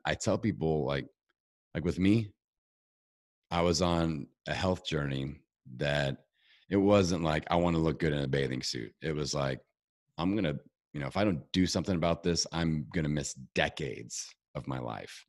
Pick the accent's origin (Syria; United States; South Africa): United States; Indiana; I'm from Indiana, you know, we're low elevation